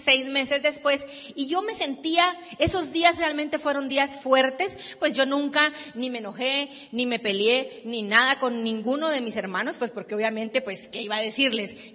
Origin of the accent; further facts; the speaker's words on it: Guatemala; Vengo de Guatemala